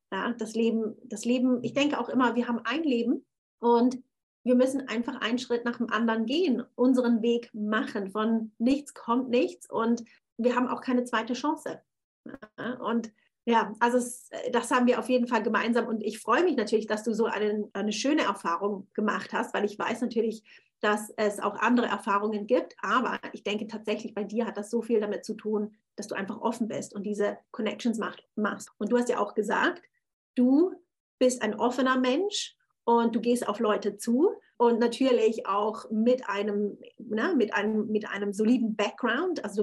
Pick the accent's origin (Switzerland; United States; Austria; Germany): Switzerland; Thurgau; moved away as an adult; also born or lived in Zürich; now in London, United Kingdom; also ich war sieben Jahre, weil ich, lebte ich in Zürich. Ich bin ursprünglich aus dem Thurgau und habe mich dann entschieden, nach London zu gehen.